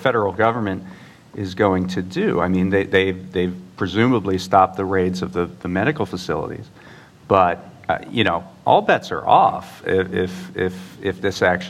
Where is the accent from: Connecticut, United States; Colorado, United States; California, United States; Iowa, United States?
California, United States; I said I was from California